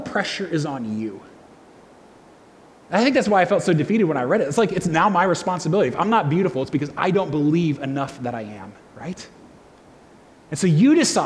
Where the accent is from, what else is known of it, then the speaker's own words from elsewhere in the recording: United States; I'm an American, I'm white, I'm male